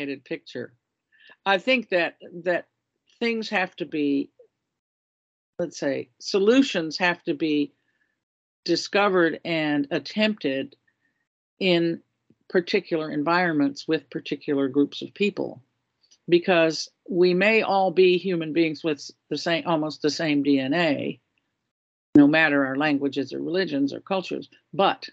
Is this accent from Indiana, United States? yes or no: no; Florida, United States; moved away; I grew up in Florida